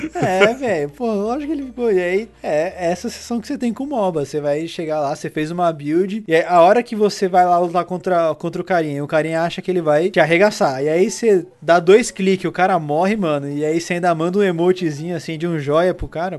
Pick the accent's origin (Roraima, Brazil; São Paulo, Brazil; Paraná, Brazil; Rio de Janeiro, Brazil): São Paulo, Brazil; a gente é paulistano, né? Porque a gente mora em São Paulo